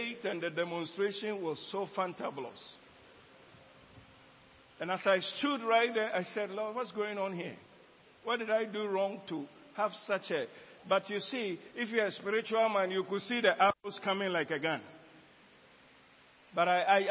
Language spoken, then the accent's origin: English; Ghana; in Ghana here, not Nigeria, my hometown, in Ghana here